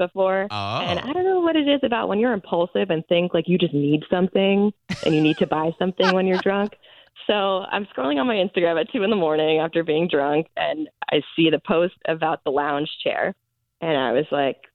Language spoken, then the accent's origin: English; Maryland, United States; moved away as an adult; also born or lived in Washington, D.C.; now in Tampa, United States; I was born in D.C. and raised in Maryland